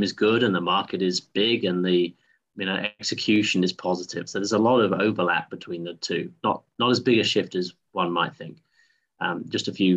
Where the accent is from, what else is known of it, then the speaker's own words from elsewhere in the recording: United Kingdom; moved away as an adult; also born or lived in New York; now in Greenville, United States; I'm not from the Carolinas originally. I am from just outside London